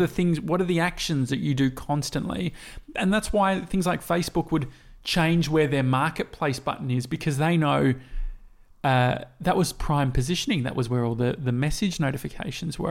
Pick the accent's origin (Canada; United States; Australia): Australia; we come from Australia